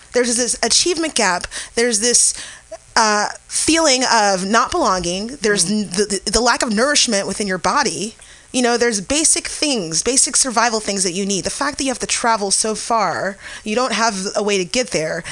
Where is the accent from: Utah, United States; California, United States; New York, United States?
California, United States; San Francisco; I'm from the Bayview District, which most people consider the outskirts of San Francisco